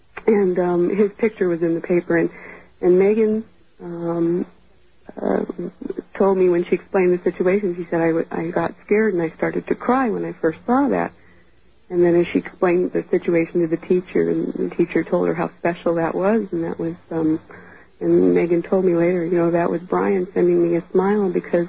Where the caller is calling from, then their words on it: Gilbert, Arizona, United States; I'm calling from Gilbert, Arizona.